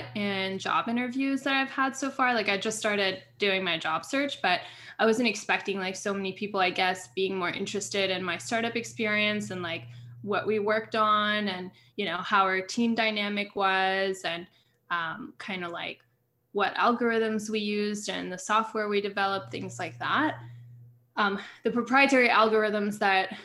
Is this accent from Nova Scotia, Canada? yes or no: no; Montreal, Quebec, Canada; now in United States; I grew up in Montreal. I live in the States.